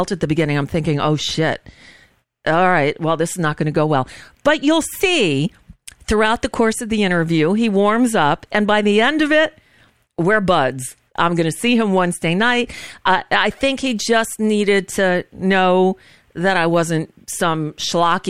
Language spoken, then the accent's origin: English; South Florida, United States; I grew up in South Florida